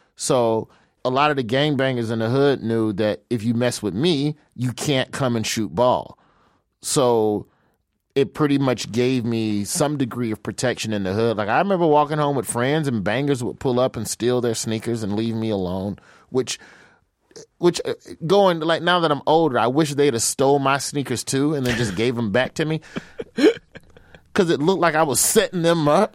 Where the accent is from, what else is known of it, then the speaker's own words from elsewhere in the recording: Birmingham, Alabama, United States; moved away as an adult; now in Los Angeles, United States; I'm from Birmingham, Alabama.